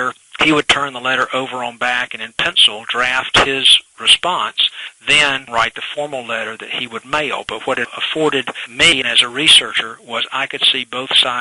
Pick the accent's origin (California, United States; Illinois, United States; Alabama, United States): Alabama, United States; Montevallo; a young fella growing up in Montevallo proper